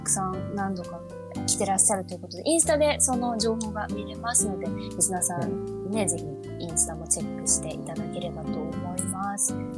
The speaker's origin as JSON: {"language": "Japanese", "region": "Kanagawa", "country": "Japan", "tie": "born or raised there", "also_born_or_lived": "Saitama", "moved": "yes", "lives_now": "Tokyo, Japan", "said": "神奈川県で育ったまあなんか埼玉と神奈川中行ったり来たりはしてる"}